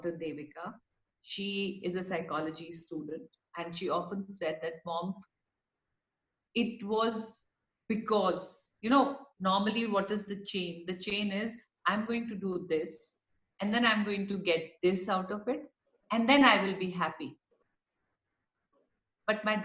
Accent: India; as an Indian, I'm a very proud Indian of my heritage, of my country.

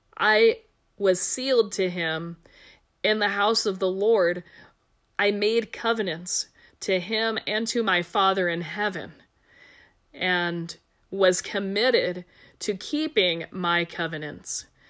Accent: Ohio, United States; moved away as an adult; also born or lived in Nebraska; now in Albuquerque, United States; I'm from Ohio.

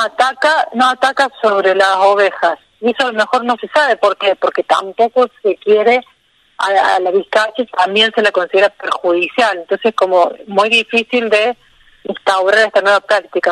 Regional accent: Río Tercero, Córdoba, Argentina; moved away as an adult; now in Villa Rumipal, Argentina; Yo soy de Río Tercero, que es una ciudad al sur de Córdoba. Sí, Y bueno, ahí hice la secundaria, está mi familia ahí

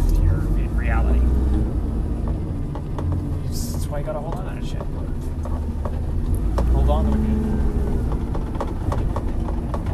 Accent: Winnipeg, Manitoba, Canada; I'm from Winnipeg

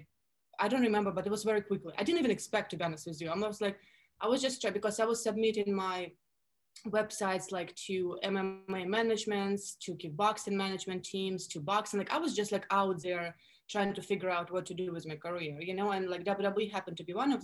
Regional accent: Russia; accent: Russian; English is a second language; moved away as an adult; now in Miami, United States; I grew up in Russia, born and raised. I moved to the States when I was 21.

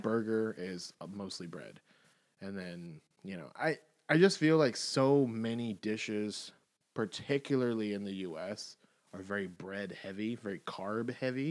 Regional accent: the South, United States; I'm from the South

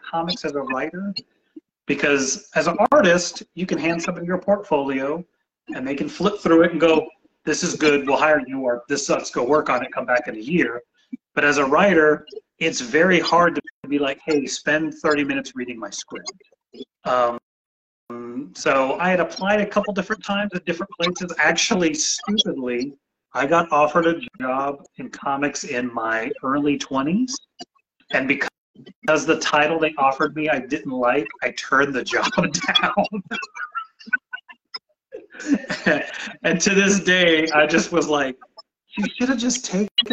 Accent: San Antonio, Texas, United States; now in Houston, United States; I was a military brat before. So before second grade, I went to about 10 different elementary schools, lived in about 8 different cities. But when I was 8 years old, we settled in San Antonio, Texas.

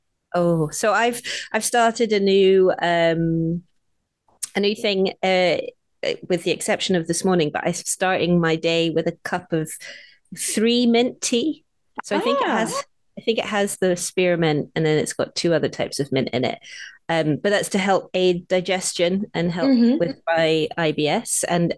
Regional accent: Hong Kong; But specifically, we're going to be talking about the food we grew up with in Hong Kong.

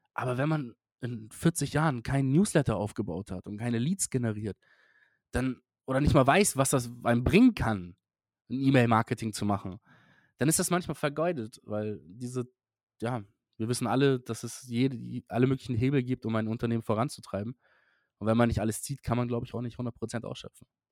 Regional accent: Hamburg, Germany; für mich als Hamburger

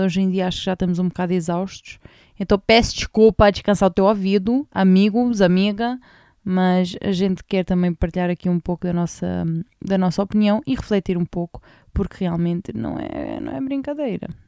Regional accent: Portugal

